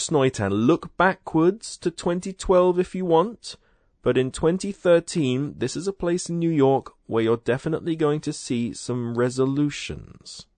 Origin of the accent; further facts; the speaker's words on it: United Kingdom; since I'm British